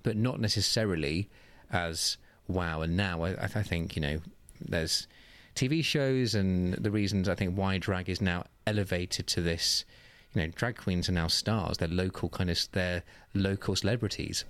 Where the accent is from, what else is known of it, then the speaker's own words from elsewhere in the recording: Oxfordshire, South East England, United Kingdom; moved away as an adult; also born or lived in Manchester; I'm from Oxfordshire in the southeast of England, about half an hour north of Oxford.